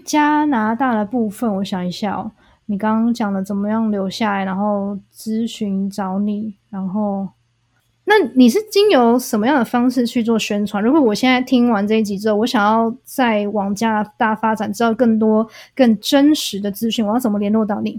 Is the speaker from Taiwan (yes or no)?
yes; Taiwan; 我们台湾人